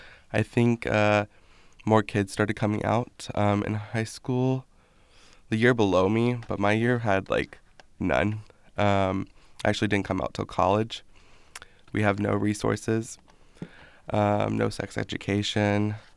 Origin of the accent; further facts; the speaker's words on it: Pryor, Oklahoma, United States; moved away as an adult; now in Philadelphia, United States; So I'm from Pryor, Oklahoma. I'm about 45 minutes east of Tulsa.